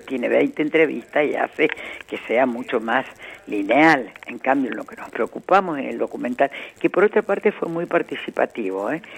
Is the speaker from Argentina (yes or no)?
yes; Córdoba, Argentina; moved away; hablar para mi tierra es siempre muy grato ya que yo hace muchos años que no vivo allá